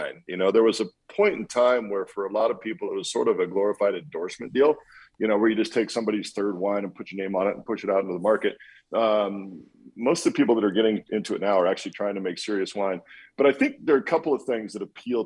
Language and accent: English; Walla Walla, Washington, United States; moved away as an adult; also born or lived in Boston; from Walla Walla, from my hometown